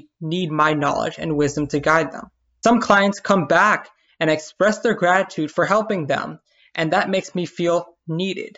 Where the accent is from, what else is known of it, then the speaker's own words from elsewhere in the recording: New York City, New York, United States; I'm Puerto Rican born and raised in Brooklyn, New York